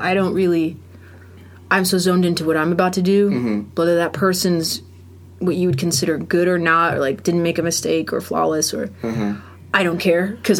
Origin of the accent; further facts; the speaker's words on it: Florida, United States; moved away; also born or lived in Norfolk, Virginia / Boca Raton, Florida / Columbus, Georgia / Athens, Georgia; I grew up in Florida. Mostly.